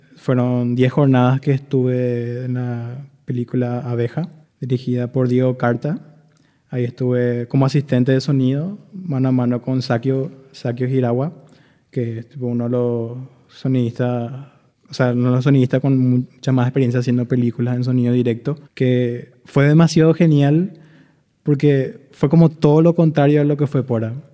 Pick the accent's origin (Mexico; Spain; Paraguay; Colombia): Paraguay; Itauguá, Central; moved away as an adult; now in Asunción, Paraguay; yo soy de Itagua, vivía en Itagua